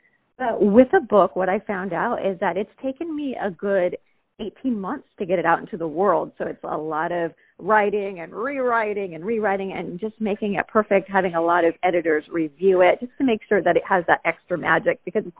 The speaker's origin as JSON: {"language": "English", "town": "Galt", "region": "California", "country": "United States", "tie": "born or raised there", "said": "I was raised in Galt, a really small town in Sacramento County, 20,000 people."}